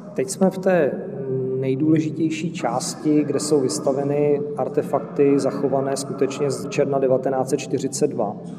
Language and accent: Czech; Czechia; jako Češi